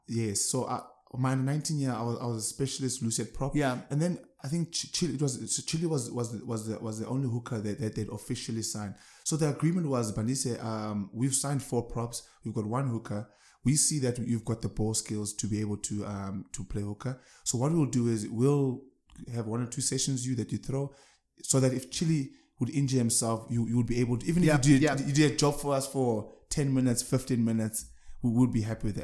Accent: Eastern Cape, South Africa; moved away as an adult; now in Pretoria, South Africa; As an Eastern Cape boy, I come from Eastern Cape.

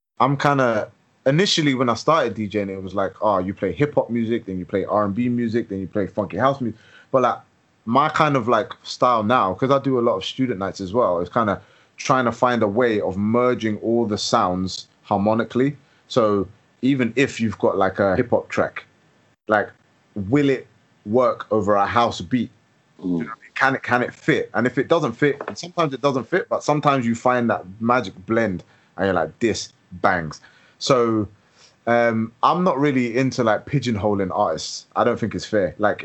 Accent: London, United Kingdom; also born or lived in Edinburgh; growing up in London

